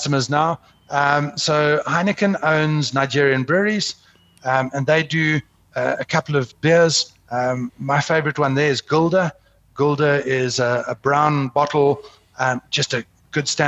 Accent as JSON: {"language": "English", "country": "South Africa", "said": "as a South African"}